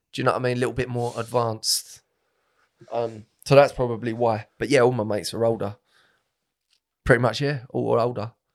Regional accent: Romford, London, United Kingdom; I was born in Harold Wood, Harold Wood, Romford.

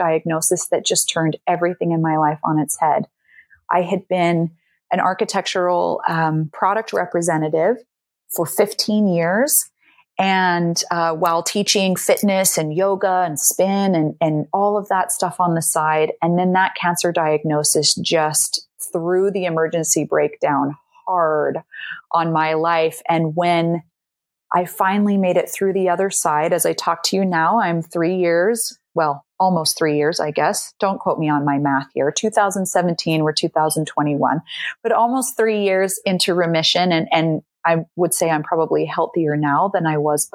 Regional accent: Salt Lake City, Utah, United States; moved away as an adult; now in Amsterdam, Netherlands; I grew up and am from Salt Lake City, Utah

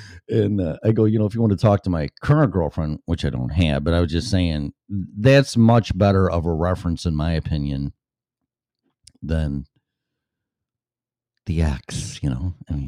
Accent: Illinois, United States; moved away; So first of all, I'm going to say that's my home state and my state that I left.

